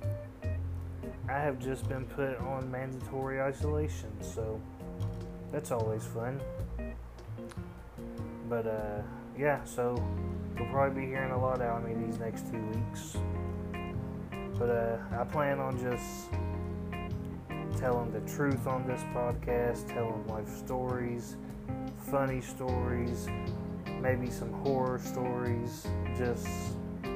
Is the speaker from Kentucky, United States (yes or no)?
yes; Owensboro, Kentucky, United States; I'm from Owensboro, Kentucky.